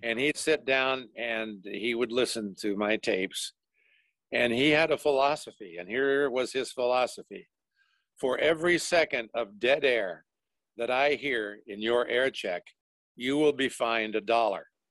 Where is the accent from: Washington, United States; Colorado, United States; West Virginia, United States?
Colorado, United States; Denver; I grew up in Denver